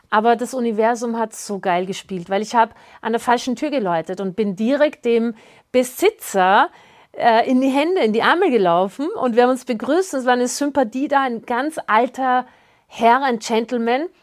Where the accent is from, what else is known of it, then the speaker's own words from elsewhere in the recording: Austria; ich bin ja Österreicherin